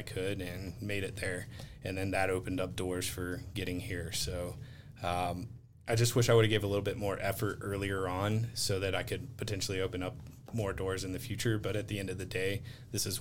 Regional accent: Montgomery, Alabama, United States; now in Colorado Springs, United States; I grew up outside of Maxwell Air Force Base in Alabama and went to high school

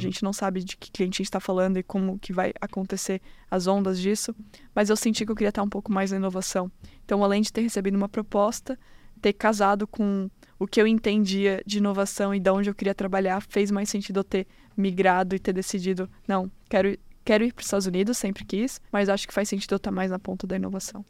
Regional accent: Florianópolis, Santa Catarina, Brazil; moved away as an adult; now in United States; Sou manezinha

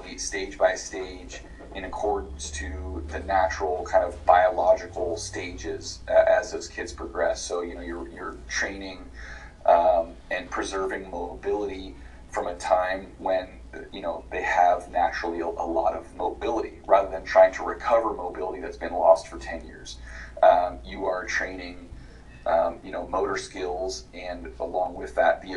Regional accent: West Coast, United States; I'm from the West Coast

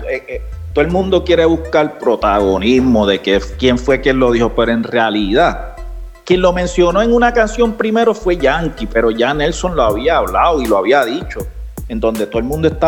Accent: Puerto Rico; era el racismo que había en cuanto a nosotros como latinos, como puertorriqueños, como todos.

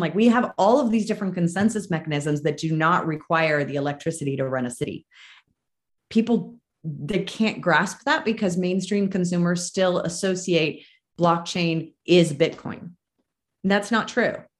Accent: Marin County, California, United States; moved away as an adult; now in Reno, United States; I'm from Marin. I live in Reno now. I escaped in 2012

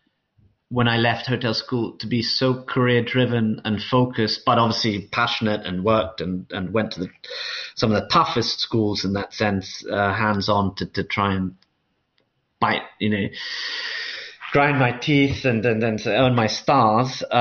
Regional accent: London, United Kingdom; moved away as an adult; I grew up in London, really, for the first 18 years of my life, literally since almost I was born

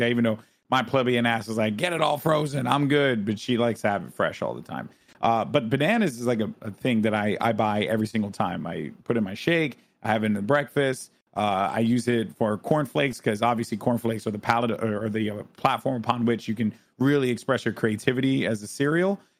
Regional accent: Bronx, New York, United States; I'm from the Bronx.

